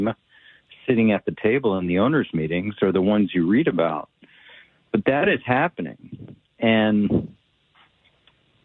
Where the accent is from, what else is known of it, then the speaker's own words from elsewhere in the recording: Washington, District of Columbia, United States; I'm from Washington, D.C.